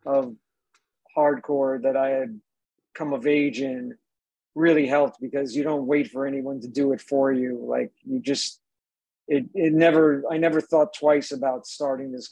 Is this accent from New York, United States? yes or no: yes; Suffolk County, Long Island, New York, United States; outside of Long Island, where I grew up in Suffolk County.